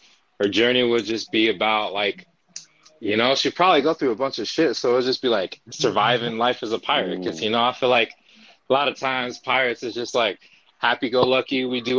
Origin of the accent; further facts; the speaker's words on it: Salt Lake City, Utah, United States; I'm from Salt Lake City, Utah.